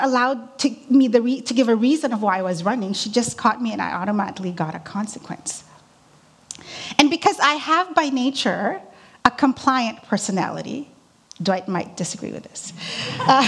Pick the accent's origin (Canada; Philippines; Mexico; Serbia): Philippines; moved away; Growing up in the Philippines